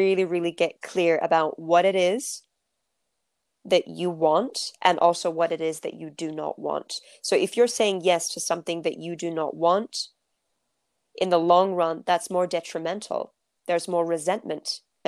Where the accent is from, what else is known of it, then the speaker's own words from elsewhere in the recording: London, United Kingdom; also born or lived in Turkey; I grew up in North London, the UK